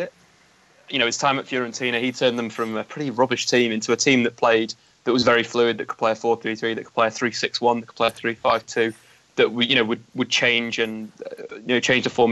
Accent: Manchester, North West England, United Kingdom; also born or lived in London; I was born in London and moved up to Manchester when I was 1 year old

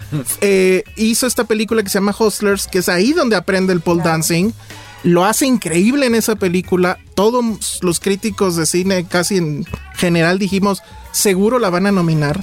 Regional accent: Mexico City, Mexico; como chilango

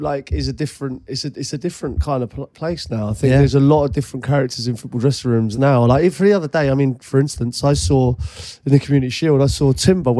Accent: Ealing, London, United Kingdom; I grew up in Ealing

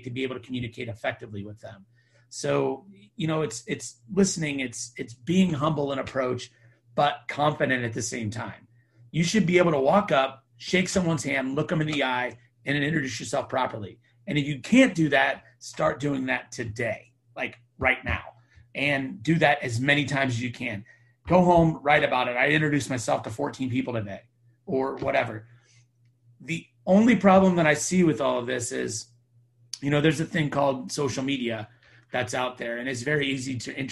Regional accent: Temecula, California, United States; I'm from Temecula, California

